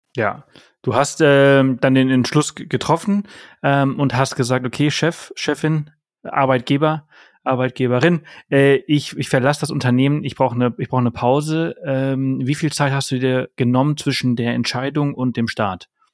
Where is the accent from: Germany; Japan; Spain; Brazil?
Spain; moved away; Ich bin in Spanien aufgewachsen